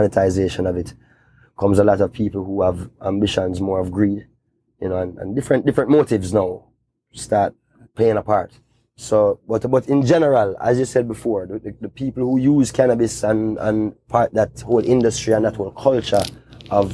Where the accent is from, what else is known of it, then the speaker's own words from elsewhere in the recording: Kingston, Jamaica; I grew up in Kingston